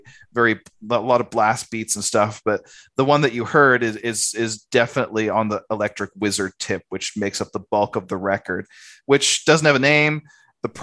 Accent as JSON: {"language": "English", "country": "Canada", "moved": "as an adult", "lives_now": "Australia", "said": "when I first came to Australia, because I'm Canadian, I came to Australia"}